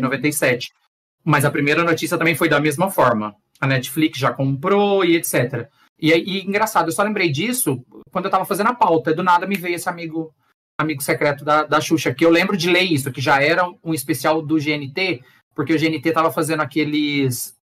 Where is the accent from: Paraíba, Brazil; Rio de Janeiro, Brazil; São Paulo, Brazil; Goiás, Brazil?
Goiás, Brazil; eu que sou de Goiás